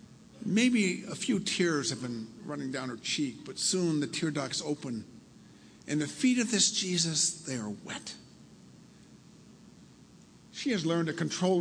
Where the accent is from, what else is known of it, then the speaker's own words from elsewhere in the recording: Milford, United States; I grew up in Milford, only, 15 miles from here up the coast